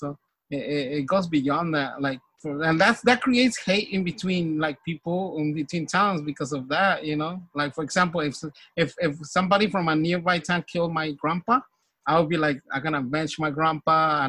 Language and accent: English; San Miguel Cuevas, Oaxaca, Mexico; now in United States; I'm from San Miguel Cuevas. So it just happens that I'm from San Miguel Cuevas, who's part of Frente Indígena.